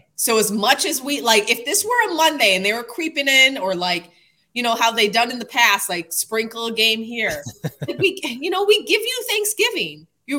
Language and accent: English; Chicago, Illinois, United States; I grew up in Chicago during the 90s.